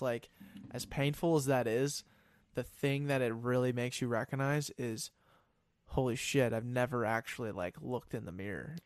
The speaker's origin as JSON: {"language": "English", "town": "Denver", "region": "Colorado", "country": "United States", "moved": "as an adult", "lives_now": "Minnesota, United States", "said": "I'm from Denver originally"}